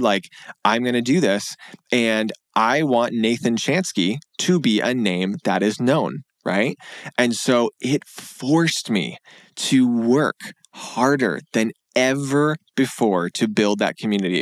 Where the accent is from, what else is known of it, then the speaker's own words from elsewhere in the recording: Grand Rapids, Michigan, United States; moved away as an adult; also born or lived in Pennsylvania / Washington, D.C.; I moved back to Michigan to my hometown in West Michigan in Grand Rapids